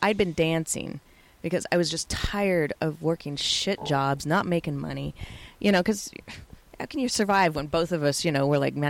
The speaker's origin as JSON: {"language": "English", "region": "Colorado", "country": "United States", "said": "I was from Colorado, so is that, you know, it's a little bit redneck there."}